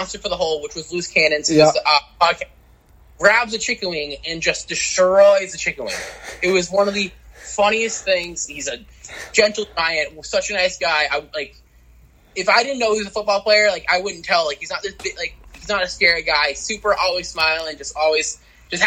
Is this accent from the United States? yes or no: yes; Ann Arbor, Michigan, United States; I'm actually from Ann Arbor